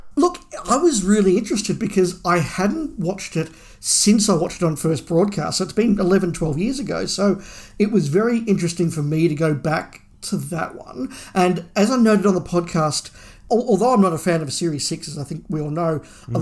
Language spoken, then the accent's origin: English; Australia; being an Australian fan